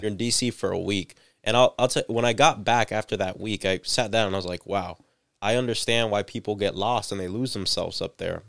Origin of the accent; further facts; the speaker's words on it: Central Florida, United States; born and raised in Central